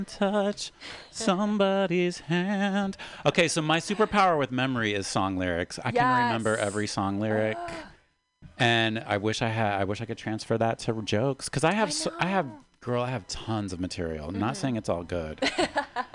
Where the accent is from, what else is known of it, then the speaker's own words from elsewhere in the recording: West Virginia, United States; also born or lived in Baltimore; now in San Francisco, United States; a little gay boy growing up in West Virginia